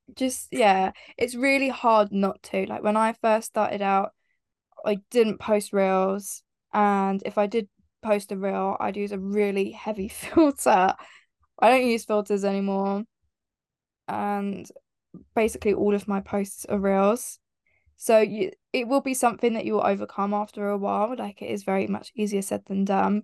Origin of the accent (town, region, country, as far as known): Heathfield, South East England, United Kingdom; born or raised there